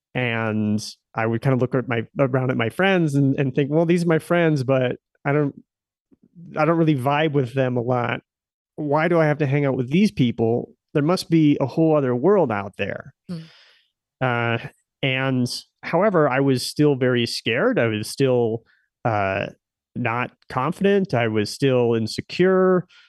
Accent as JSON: {"language": "English", "region": "Nebraska", "country": "United States", "tie": "born or raised there", "also_born_or_lived": "Silicon Valley", "moved": "as an adult", "said": "I stayed pretty close. Um, to my hometown"}